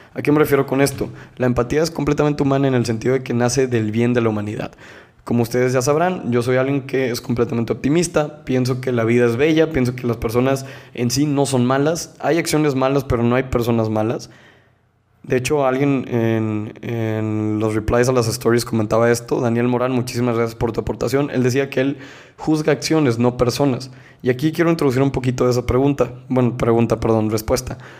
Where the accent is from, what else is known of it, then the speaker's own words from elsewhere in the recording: Monterrey, Nuevo León, Mexico; Yo soy de México, soy de Nuevo León, soy de Monterrey específicamente